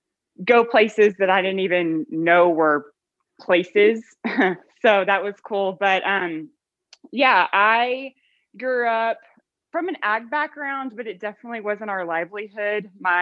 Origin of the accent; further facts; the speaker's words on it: Texas, United States; I am from Loxahatchee, Texas. Was a little town, it's kind of more of a suburb now, south of Dallas.